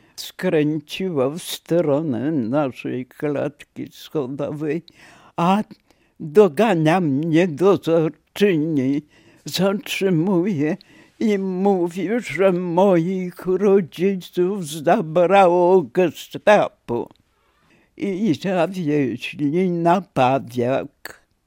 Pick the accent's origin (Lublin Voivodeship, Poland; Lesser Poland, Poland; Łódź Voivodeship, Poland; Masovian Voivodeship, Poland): Masovian Voivodeship, Poland; Warsaw; moved away as an adult; now in Węgorzewo area, Poland; Urodziłam się w Warszawie